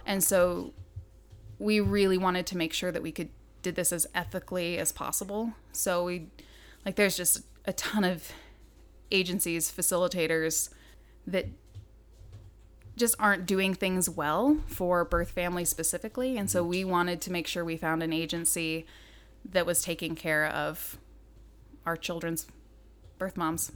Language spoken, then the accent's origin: English; Southern Idaho, United States; moved away as an adult; now in Montana, United States; I grew up in Southern Idaho